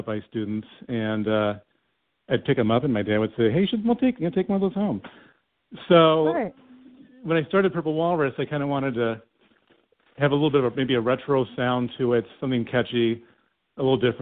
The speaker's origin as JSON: {"language": "English", "town": "Flint", "region": "Michigan", "country": "United States", "tie": "born or raised there", "moved": "as an adult", "lives_now": "Ypsilanti, United States", "said": "Flint's my hometown. I'm very proud to be from Flint. Grew up there"}